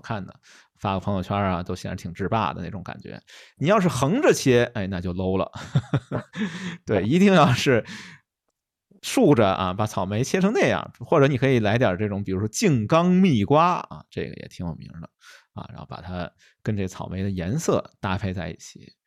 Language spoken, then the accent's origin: Chinese; China; 我们中国人